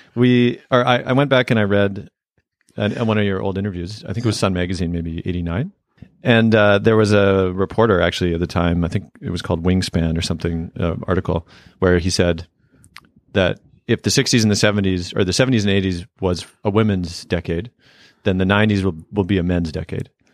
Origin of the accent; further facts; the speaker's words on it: Canada; where I grew up in Canada